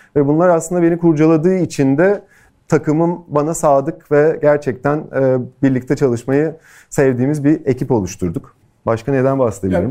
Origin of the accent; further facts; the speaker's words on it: Turkey; moved away as an adult; also born or lived in Los Angeles, United States; Türkiye'ye dönmeye karar verdim